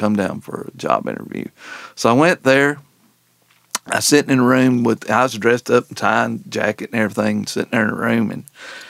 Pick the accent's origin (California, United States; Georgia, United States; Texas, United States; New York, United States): Georgia, United States; Canton; Canton, Georgia